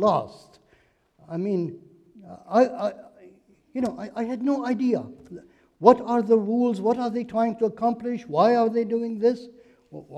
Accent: Beirut, Beirut Governorate, Lebanon; moved away as an adult; now in United States; I am Lebanese by birth. I grew up in Beirut, Lebanon, and came to this country as a student to study in college

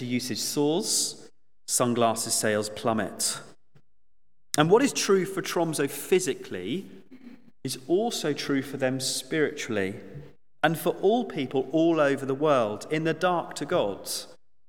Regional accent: Suffolk, East of England, United Kingdom; moved away; I grew up on Christmas Lane, believe it or not. My parents still live there in Suffolk

